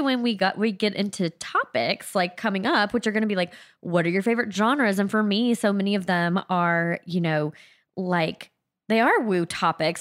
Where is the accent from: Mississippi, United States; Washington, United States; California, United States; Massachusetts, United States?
Mississippi, United States; South; also born or lived in New Orleans; I'm from South Mississippi, pretty close to New Orleans